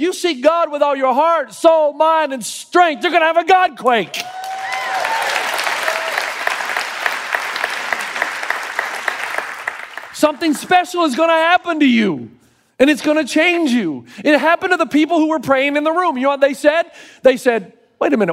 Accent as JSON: {"language": "English", "region": "Tennessee", "country": "United States", "tie": "born or raised there", "moved": "yes", "lives_now": "California, United States", "said": "I grew up in Tennessee."}